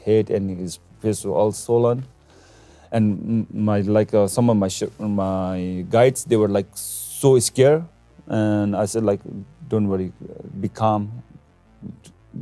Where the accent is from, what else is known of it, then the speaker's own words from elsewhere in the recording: Nepal; This epicenter was in my hometown, not in Everest Base Camp